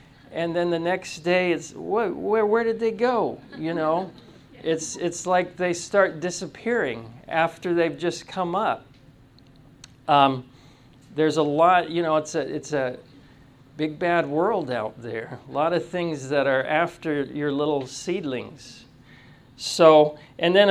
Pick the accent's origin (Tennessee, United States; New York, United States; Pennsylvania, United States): Tennessee, United States; I'm from Tennessee